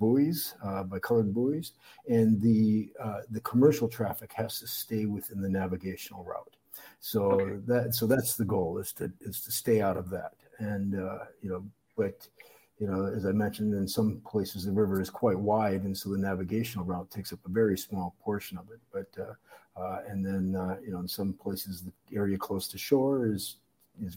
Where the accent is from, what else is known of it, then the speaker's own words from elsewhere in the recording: Minneapolis, Minnesota, United States; moved away as an adult; now in Yangon, Myanmar; I grew up in the Twin Cities, Minneapolis